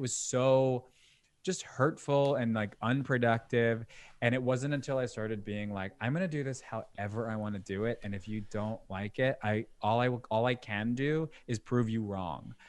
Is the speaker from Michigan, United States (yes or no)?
no; Long Island, New York, United States; also born or lived in Brooklyn, New York; me being born in Brooklyn, but then when I was six, I moved to Long Island